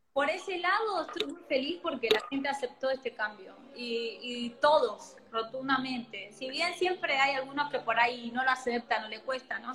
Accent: Argentina; si bien amo mi país, amo Argentina

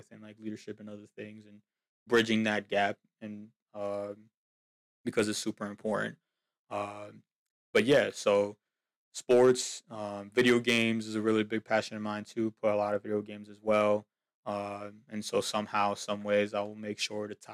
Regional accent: Union City, New Jersey, United States; moved away as an adult; now in Pennsylvania, United States; born and raised in Union City, New Jersey.

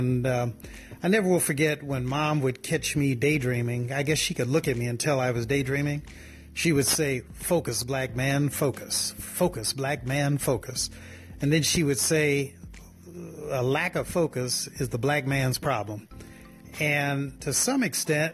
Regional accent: New Orleans, Louisiana, United States; I was born in New Orleans.

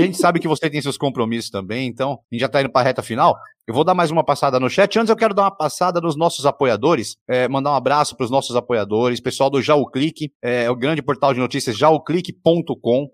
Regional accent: Jaú, São Paulo, Brazil; eu sou de Jaú

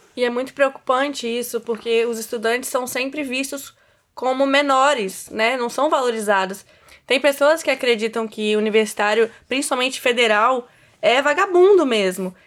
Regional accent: Cachoeiro de Itapemirim, Espírito Santo, Brazil; moved away as an adult; now in Vitória, Brazil; Sou de Cachoeira de Itapemirim

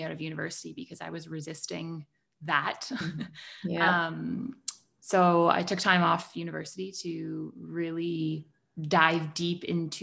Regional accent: Toronto, Ontario, Canada; I'm from Toronto in Canada

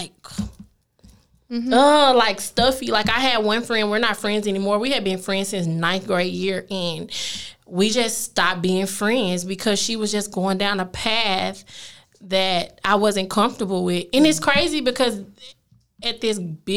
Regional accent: east side of Oklahoma, United States; moved away; also born or lived in Highland Hills, Dallas, Texas / Duncanville, Texas; Even where I'm from in Oklahoma, I'm literally from the east side of Oklahoma

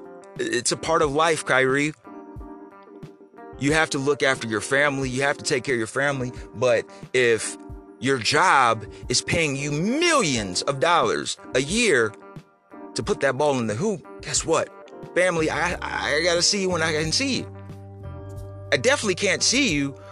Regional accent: Ohio, United States; moved away as an adult; also born or lived in Houston, Texas; I'm from Ohio. Born and raised. Proud of it. And then in my early 20s, I had to move to Houston, Texas for better opportunity

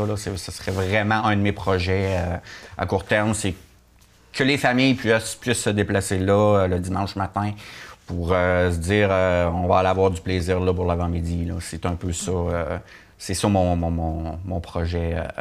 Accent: Rivière-au-Renard, Quebec, Canada; also born or lived in Murdochville; je suis habitant de Rivière-Nord depuis toujours

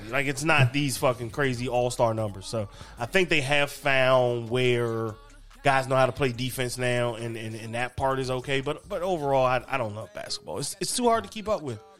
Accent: Maryland, United States; You know, me, nigga, I'm … from Maryland.

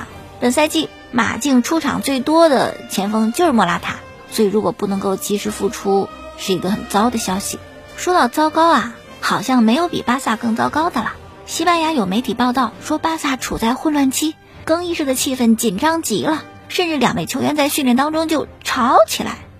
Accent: China; 我觉得作为中国人这是应该的，每一个中国人都应该为这次的抗击新型冠状病毒感染的肺炎的疫情贡献自己的力量

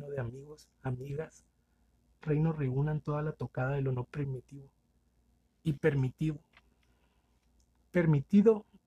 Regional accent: Mexicali, Baja California, Mexico; Saludos. Eh, soy de Mexicali.

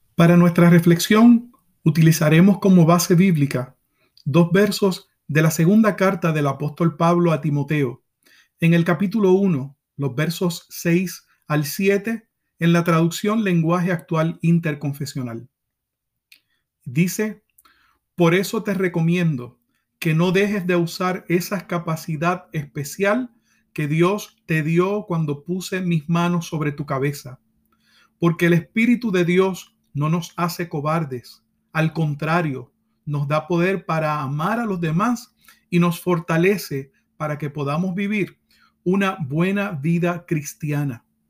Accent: Puerto Rico; como decimos en mi país, Puerto Rico

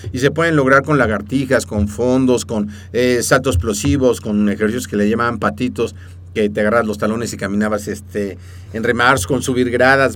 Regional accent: Mexico; first language Spanish; nacimos en México y entonces hablamos español

